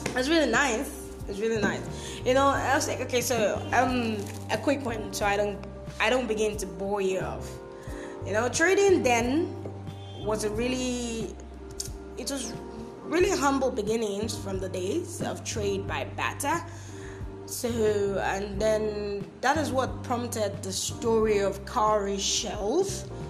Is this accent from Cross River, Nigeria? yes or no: yes; Bakassi, Cross River, Nigeria; I'm from Cross River State. I'm a native of Bakassi local government area